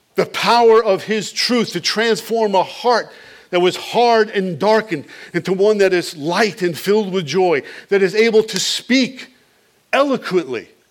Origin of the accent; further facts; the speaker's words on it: Long Island, New York, United States; the house where I grew up on Long Island